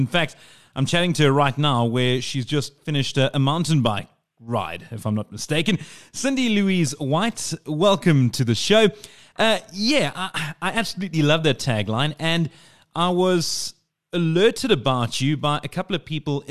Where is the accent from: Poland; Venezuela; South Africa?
South Africa; As a South African